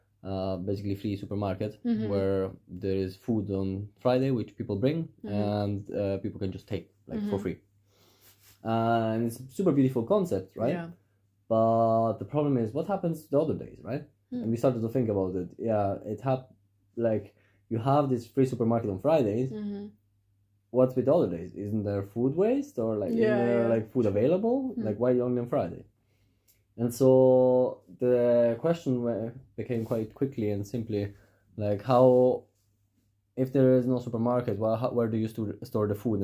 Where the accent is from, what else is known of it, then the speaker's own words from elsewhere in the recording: Switzerland; also born or lived in Italy; now in Reykjavik, Iceland; I'm originally from Switzerland and Italy. And I'm just 30 years old now.